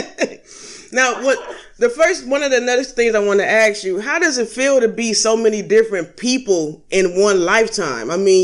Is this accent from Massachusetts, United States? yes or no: no; Los Angeles, California, United States; I'm from Los Angeles.